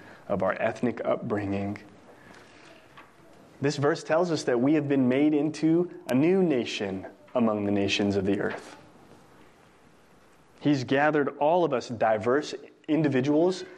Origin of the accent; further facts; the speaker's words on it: New Mexico, United States; now in Texas, United States; I'm not from Texas either. I'm from New Mexico